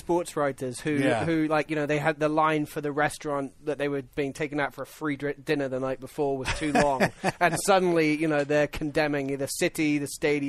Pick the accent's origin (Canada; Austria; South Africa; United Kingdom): United Kingdom; England; I'm an Englishman.